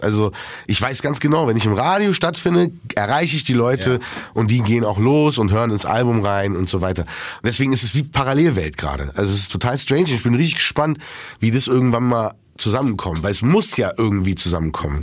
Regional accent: Berlin, Germany; ich komme ja aus Berlin, ich kenne die Sonderallee

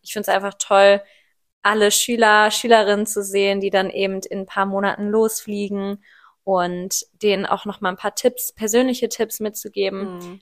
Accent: Ruhr area, North Rhine-Westphalia, Germany; ich bin 24 und ich komme aus dem Ruhrpott

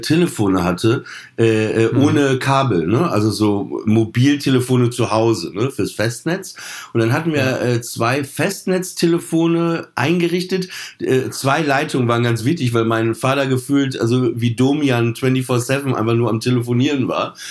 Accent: Papenburg, Lower Saxony, Germany; ich bin in Papenburg aufgewachsen

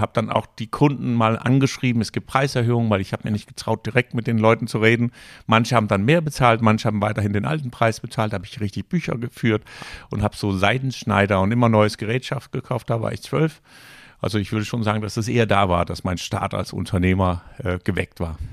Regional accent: Copenhagen, Capital Region of Denmark, Denmark; German is a second language; moved away as an adult; also born or lived in Danish North Sea coast / Rostock, Germany; now in Germany; als junger Mensch äh, haben meine Eltern entschieden, wir ziehen ja. von Kopenhagen an der Nordsee.

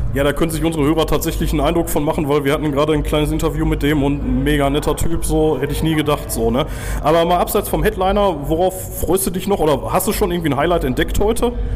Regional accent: Gladbeck, North Rhine-Westphalia, Germany; moved away; ich komme aus äh, Zwickel ursprünglich

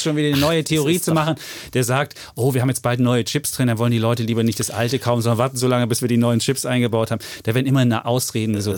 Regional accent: Leipzig, Saxony, Germany; moved away; aus meiner Vergangenheit Leipzig wohnend und meine Heimatstadt bin ich RB Leipzig-Fan

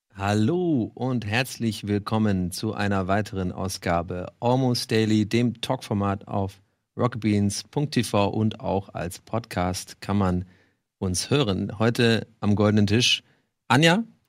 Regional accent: Ireland; now in Germany; wo ich aufgewachsen bin, in Irland

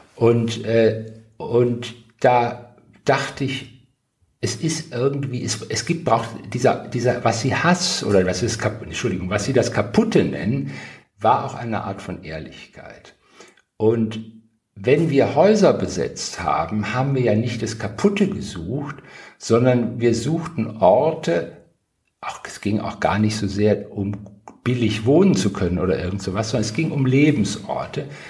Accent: Wuppertal, North Rhine-Westphalia, Germany; moved away as an adult; also born or lived in Tübingen / Berlin; aus meiner Heimat Wuppertal

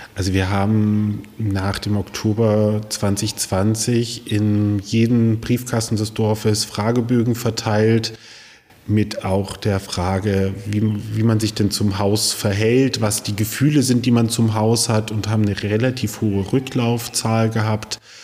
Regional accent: Greiz, Thuringia, Germany; also born or lived in Schleswig-Holstein; ich bin in Greiz groß geworden, also anderer Thüringer Residenzstadt

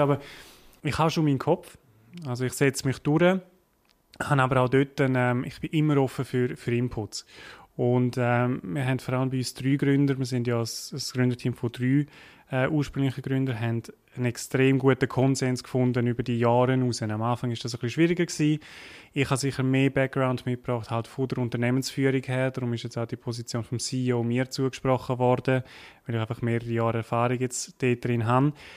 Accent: Graubünden, Switzerland; accent: Bündner; auf Graubünden, man hört es vielleicht, ich bin Bündner

